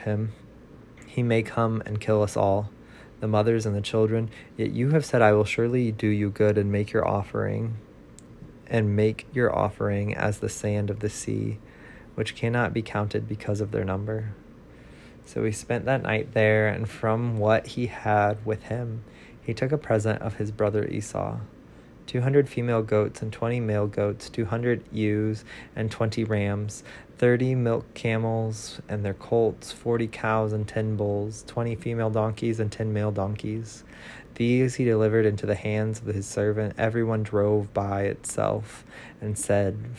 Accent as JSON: {"language": "English", "region": "Central Illinois", "country": "United States", "tie": "born or raised there", "moved": "yes", "lives_now": "Nashville, United States", "said": "a person born and raised in Central Illinois"}